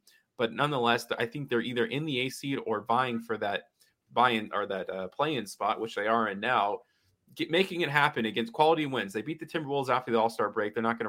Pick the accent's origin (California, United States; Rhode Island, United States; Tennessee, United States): Tennessee, United States; Memphis; I'm from Memphis, Tennessee